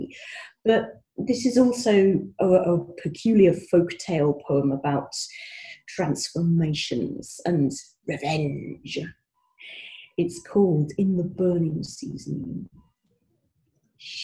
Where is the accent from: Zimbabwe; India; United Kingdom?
United Kingdom; Scotland; moved away; As I've mentioned, I was born in Scotland. I've not been able to live there for ages, and I miss it, and I always go back